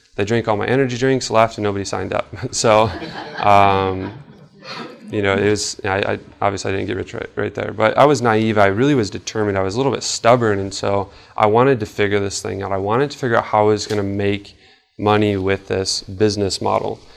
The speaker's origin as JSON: {"language": "English", "town": "Traverse City", "region": "Michigan", "country": "United States", "tie": "born or raised there", "said": "I'm from Traverse City, so you know, we have the Cherry Festival"}